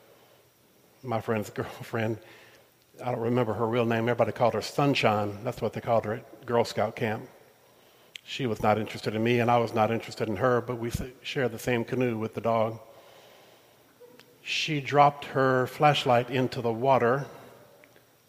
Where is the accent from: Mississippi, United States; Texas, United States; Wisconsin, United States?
Mississippi, United States; I grew up in Mississippi